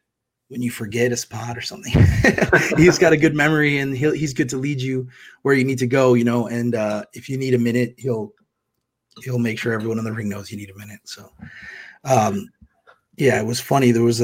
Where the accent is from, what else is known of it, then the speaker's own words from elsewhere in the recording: Chicago, Illinois, United States; Wrestling town like Chicago is something that would be important to me. It's my hometown as well.